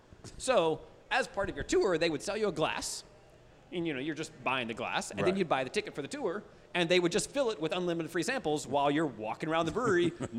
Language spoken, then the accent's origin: English; near Hutchinson, Sand Hills of Kansas, United States; moved away as an adult; also born or lived in Chicago / California; we grew up in the Sand Hills of Kansas. It's a small region, central Kansas, right around the Hutchinson area.